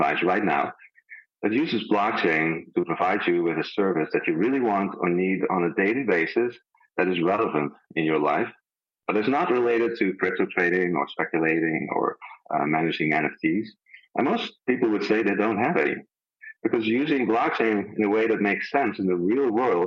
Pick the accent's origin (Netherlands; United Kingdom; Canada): Netherlands; moved away; I'm a Dutch heritage. I'm from the Netherlands originally.